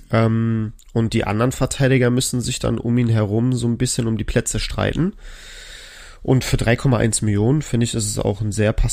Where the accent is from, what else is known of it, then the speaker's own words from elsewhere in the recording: Bremen, Germany; Ich als Bremer erhoffe mir natürlich noch ein paar mehr Punkte